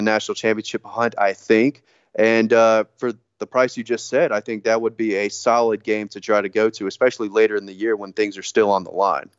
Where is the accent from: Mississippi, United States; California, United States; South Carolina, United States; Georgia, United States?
Georgia, United States; North; growing up in North Georgia